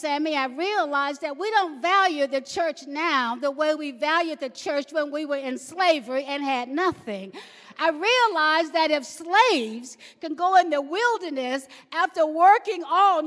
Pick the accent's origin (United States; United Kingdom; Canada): United States; the South; I grew up in the South in a family of 14